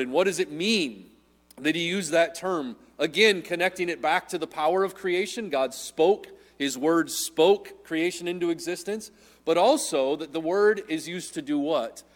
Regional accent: Midwest, United States; I'm a Midwesterner

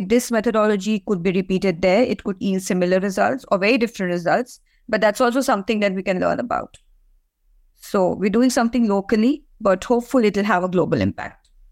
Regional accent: India; now in Ireland; I come from India, so I, I know a lot more about that region than any other part of the world.

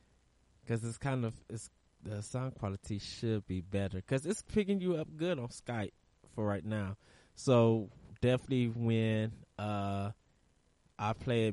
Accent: United States; probably because I'm American and black

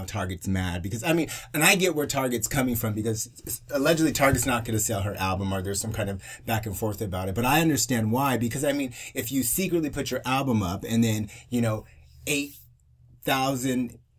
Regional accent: Ventura County, California, United States; I grew up in Ventura County.

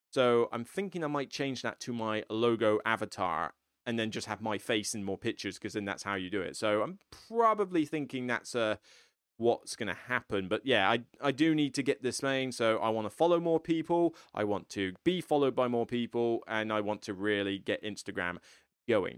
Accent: United Kingdom; I'm some random dude from the U K, so I'm not even from America

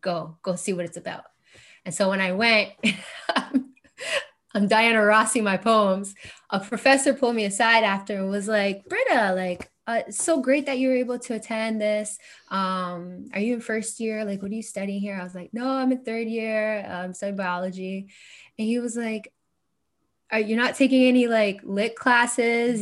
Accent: Kingston, Ontario, Canada; growing up in Kingston

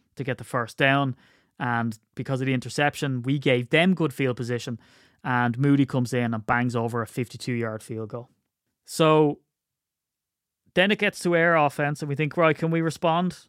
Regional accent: Ireland; I'm Irish

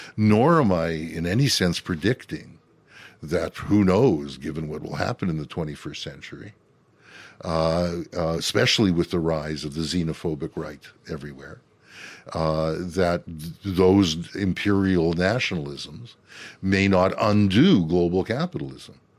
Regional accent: Canada; we Canadians

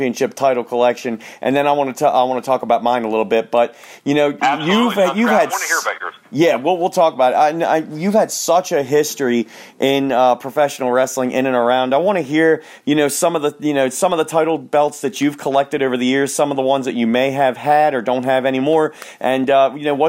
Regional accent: Baltimore, Maryland, United States; down in Baltimore, Maryland

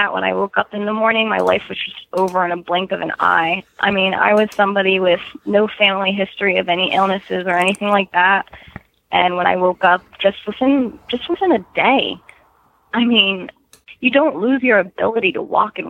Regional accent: New Jersey, United States; moved away as an adult; also born or lived in Maryland; At the time I was living in Maryland. But I'm from New Jersey, born and raised. I didn't move from Jersey until I was in my 20s. Surprisingly, even though I grew up in the Pine Barrens

